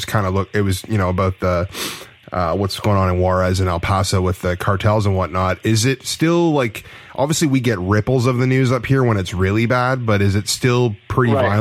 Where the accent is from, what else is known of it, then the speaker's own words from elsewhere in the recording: Canada; I'm from Canada up north there